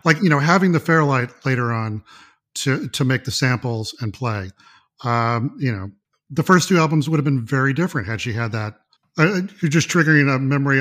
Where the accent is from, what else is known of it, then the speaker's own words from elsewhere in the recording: Mississippi, United States; I was born and raised in Mississippi